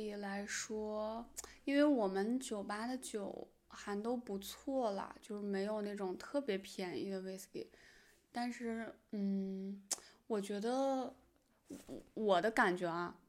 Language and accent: Chinese; China; 对，这也是可能很多就是我们中国人很喜欢它的原因。